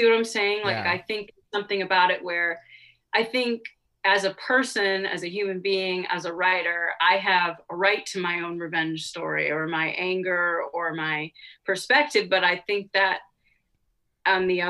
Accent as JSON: {"language": "English", "area": "Cape Cod", "region": "Massachusetts", "country": "United States", "tie": "born or raised there", "said": "I grew up on Cape Cod"}